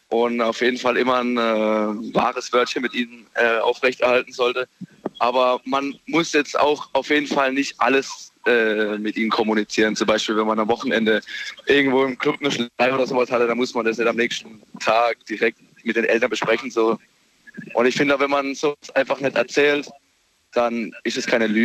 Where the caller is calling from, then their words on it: Remchingen, Baden-Württemberg, Germany; Äh, ich komme aus Remschingen, 75196.